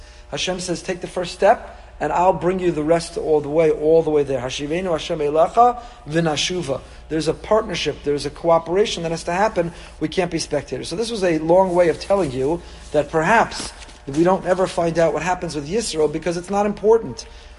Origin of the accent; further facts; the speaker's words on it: New York, United States; Anyway, so this is the way I was raised as a New Yorker.